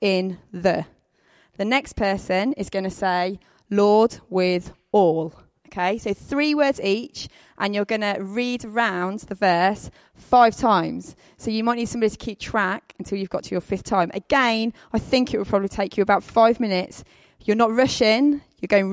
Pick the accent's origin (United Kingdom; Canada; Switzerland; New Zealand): United Kingdom; the Midlands, England; I'm from the Midlands, so I say paths.